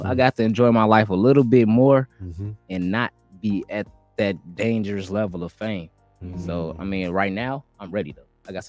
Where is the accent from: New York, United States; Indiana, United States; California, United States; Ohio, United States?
Indiana, United States; a lot of my fans know me and know that I'm from Indiana originally.